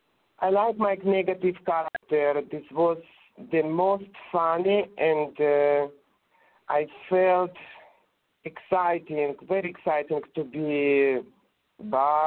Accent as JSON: {"language": "English", "country": "Russia", "accent": "Russian", "second_language": "English", "said": "My English was very clumsy. I think you can hear that. But my Russian accent was liked"}